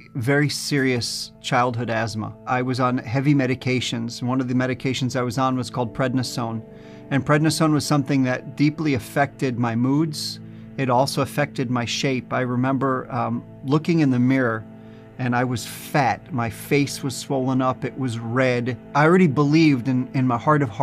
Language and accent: English; New Jersey, United States; born or raised there